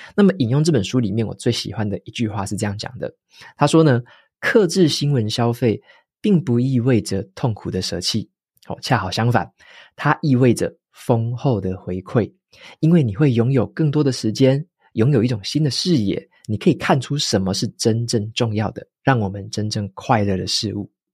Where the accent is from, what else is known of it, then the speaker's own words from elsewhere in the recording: Taiwan; 身为台湾人的我们